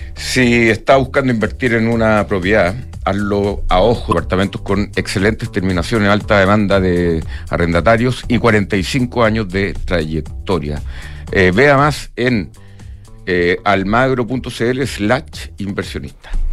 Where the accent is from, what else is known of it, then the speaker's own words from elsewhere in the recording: Chile; nosotros como chilenos